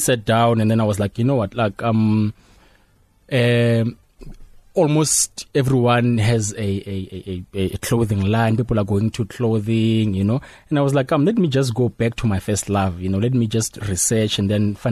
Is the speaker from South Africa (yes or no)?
yes; Midrand, Gauteng, South Africa; I'm from Ivory Park